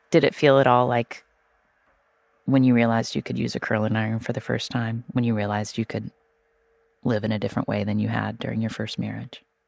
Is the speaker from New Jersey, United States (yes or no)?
no; West Virginia, United States; I grew up in West Virginia, and one thing that that you're sort of taught growing up in West Virginia